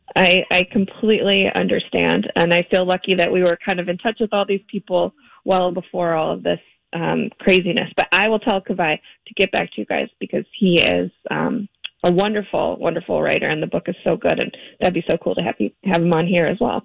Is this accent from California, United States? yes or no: no; Minneapolis, Minnesota, United States; I'm from Minneapolis